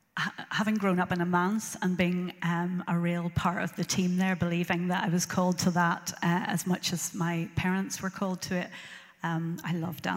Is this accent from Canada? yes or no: no; Northern Ireland, United Kingdom; moved away as an adult; also born or lived in Belfast / Antrim / Glasgow; now in Lisburn, United Kingdom; And I was born in Belfast and grew up in a place called Rathfrey Island on the hill, and then moved to Antrim when I was in secondary school, and then went to live in Glasgow. I lived in Glasgow for about 29 years and then came back to Northern Ireland and settled in Lisburn